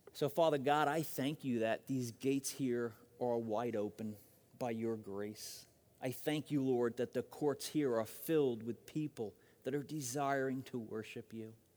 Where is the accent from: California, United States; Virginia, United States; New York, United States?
New York, United States; Long Island; now in Phoenix, United States; I'm from Long Island